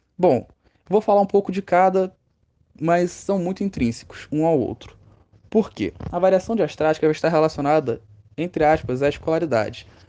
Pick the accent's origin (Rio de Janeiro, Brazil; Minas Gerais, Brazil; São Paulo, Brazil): Rio de Janeiro, Brazil; no Rio de Janeiro, nós falamos mais assim